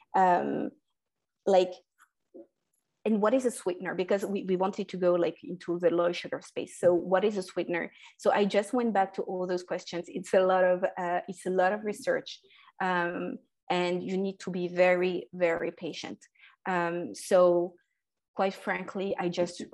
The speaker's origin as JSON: {"language": "English", "country": "France", "tie": "born or raised there", "also_born_or_lived": "North Africa", "said": "I was born and raised in France"}